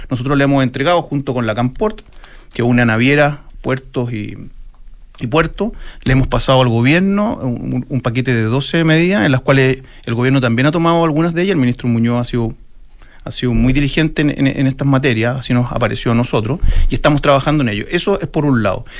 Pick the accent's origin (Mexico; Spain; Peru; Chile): Chile